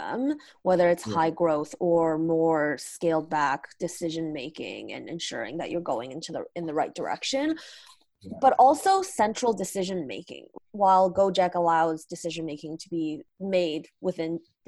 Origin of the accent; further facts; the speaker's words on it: Canada; I'm Canadian. And I'm in Canada right now